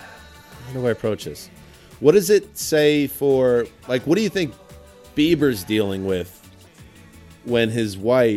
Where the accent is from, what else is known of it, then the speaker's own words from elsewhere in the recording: Rockland County, New York, United States; the county where we grew up